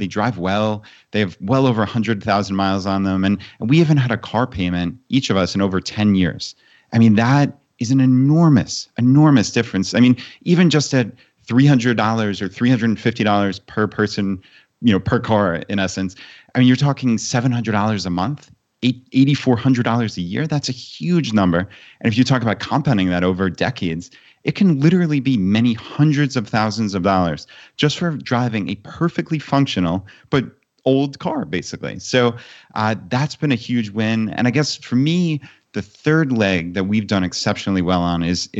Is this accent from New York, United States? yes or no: yes; New York, United States; moved away as an adult; my wife and I, we grew up on Long Island, actually, in New York.